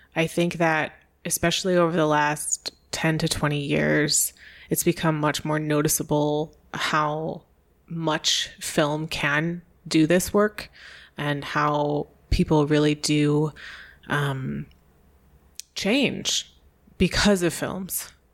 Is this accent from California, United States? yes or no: no; New York State near Niagara Falls, United States; moved away as an adult; also born or lived in Chicago / Hawaii; I was born um, in New York State near Niagara Falls, a very rural place